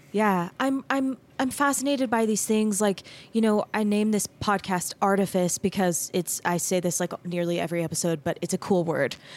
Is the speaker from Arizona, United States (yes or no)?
yes; Mesa, Arizona, United States; moved away as an adult; also born or lived in Denton, Texas; I grew up in Mesa, Arizona.